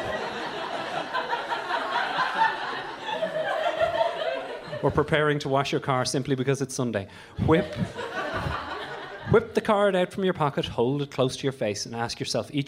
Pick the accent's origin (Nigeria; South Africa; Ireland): Ireland; moved away as an adult; also born or lived in Dublin; now in London, United Kingdom; I grew up in Ireland in the 1980s and 90s